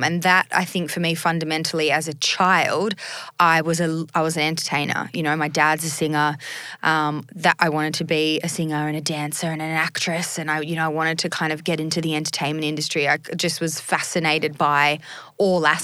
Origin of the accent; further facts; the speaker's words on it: Sydney, New South Wales, Australia; also born or lived in Bondi / Northern Beaches; now in Sydney, Australia; I grew up in a suburb called Greystanes